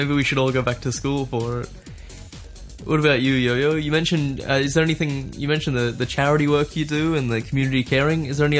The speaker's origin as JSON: {"language": "English", "country": "Australia", "moved": "yes", "lives_now": "Hong Kong", "said": "I'm from Australia."}